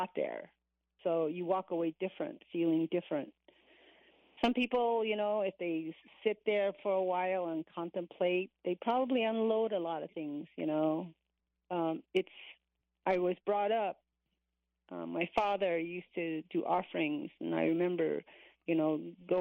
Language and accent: English; Cameron, Arizona, United States; I am from Cameron.